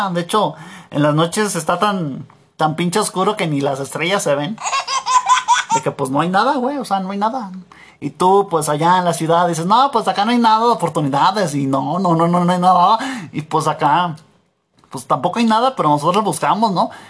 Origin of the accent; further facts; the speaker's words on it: Michoacán, Mexico; now in Guanajuato, Mexico; yo, yo vengo de allá del Michitown y pues ya llegué acá al México llegar a México a jalarle y también ya, ya, ya vivo aquí en Guanajuato jalándole